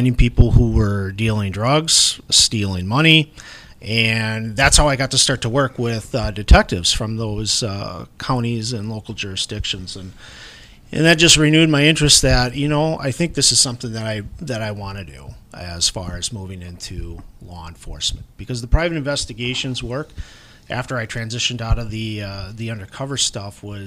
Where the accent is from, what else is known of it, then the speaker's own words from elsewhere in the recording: Hudson, Wisconsin, United States; also born or lived in Milwaukee, Wisconsin / Roberts, Wisconsin / Menomonie, Wisconsin; I grew up in Hudson, Wisconsin, graduated from high school there